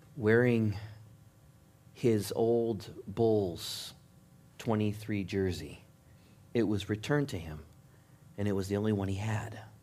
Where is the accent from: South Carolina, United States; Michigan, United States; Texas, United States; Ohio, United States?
Michigan, United States; Growing up in Michigan, I was supposed to be a Pistons fan